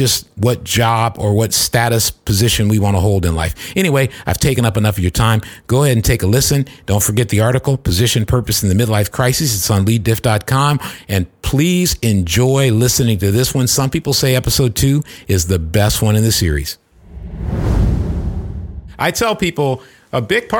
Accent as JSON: {"language": "English", "town": "Grand Rapids", "region": "Michigan", "country": "United States", "tie": "born or raised there", "moved": "yes", "said": "I grew up in Grand Rapids, Michigan"}